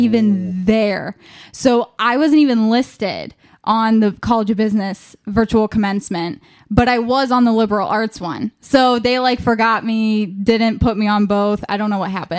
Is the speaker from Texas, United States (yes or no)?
no; Ashtabula County, Ohio, United States; I am from Ashtabula County